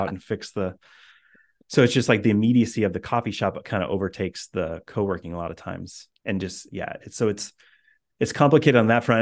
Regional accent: Indiana, United States; moved away as an adult; also born or lived in Boston area; now in Boston, United States; I grew up in Indiana

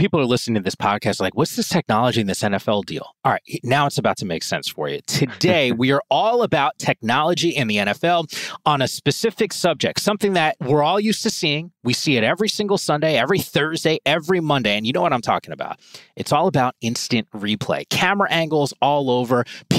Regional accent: New Jersey, United States; Now I'm from New Jersey, man. I know all about malls.

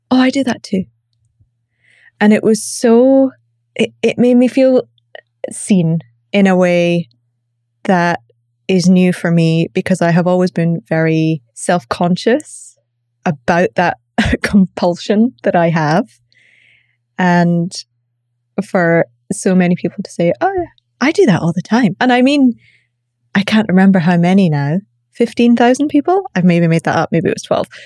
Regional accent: Scotland, United Kingdom; accent: Glaswegian; also born or lived in Northern Ireland / London, United Kingdom; I live in the UK. I grew up in Scotland. I was born in Northern Ireland. I get a lot of questions about my accent. So th- it's Glaswegian with a softening of having lived in London for a long time.

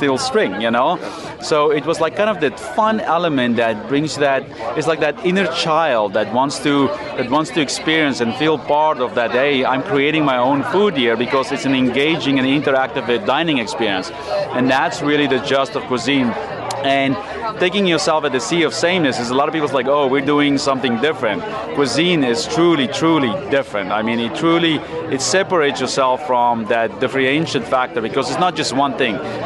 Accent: South Africa; moved away as an adult; now in United States; Originally South Africa, but I've been in America for 20 years now

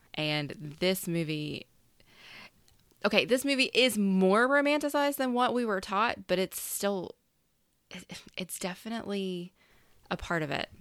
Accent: the South, United States; I'm a woman from the South

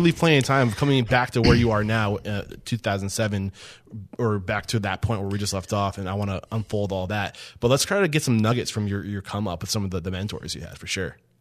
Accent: East Kingston, New Hampshire, United States; I'm from East Kingston, like right over the, the bri, the border

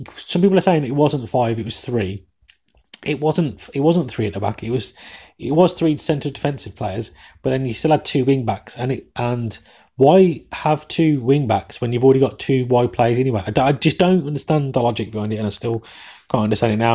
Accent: England, United Kingdom; accent: English; my English accent

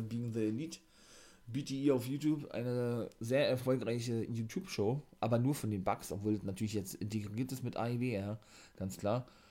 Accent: Germany; bei uns in Deutschland

